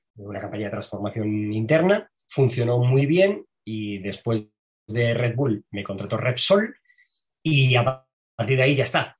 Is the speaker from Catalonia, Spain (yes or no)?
no; Madrid, Community of Madrid, Spain; Soy un chico de Carabanchel, que para el que no sepa qué es Carabanchel, pues es un barrio del extrarradio de Madrid